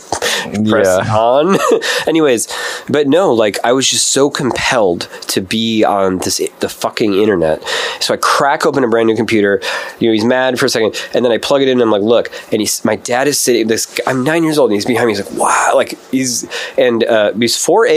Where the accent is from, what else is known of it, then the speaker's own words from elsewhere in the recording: Midwest, United States; we're from the Midwest